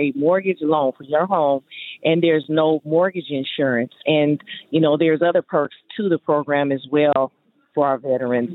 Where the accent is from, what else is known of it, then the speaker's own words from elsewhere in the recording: Southern California, United States; i'm from southern california